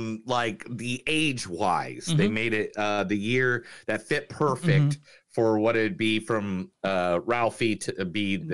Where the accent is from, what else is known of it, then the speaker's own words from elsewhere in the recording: Indiana, United States; Indiana, my home state. In fact, the town that it's based off of is literally within like a 45-minute drive at most from my house where I grew up.